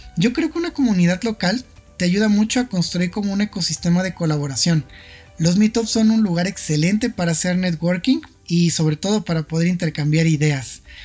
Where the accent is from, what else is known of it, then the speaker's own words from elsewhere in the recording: Mexico City, Mexico; soy originario de la Ciudad de México